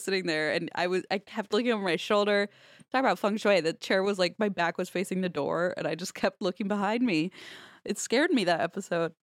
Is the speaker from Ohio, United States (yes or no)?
yes; Ohio, United States; Growing up in Ohio, we would visit Amish country a lot